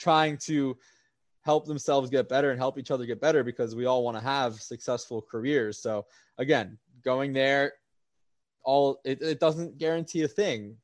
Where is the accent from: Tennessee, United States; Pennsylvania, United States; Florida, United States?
Florida, United States; South; moved away as an adult; now in New York, United States; I just became a South Florida fan for my hometown teams